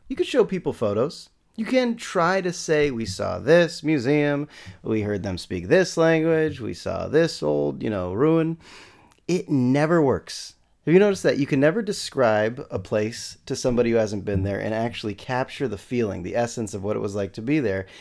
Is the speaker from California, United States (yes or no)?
yes; San Rafael, California, United States; I'm from San Rafael, twenty minutes north of San Francisco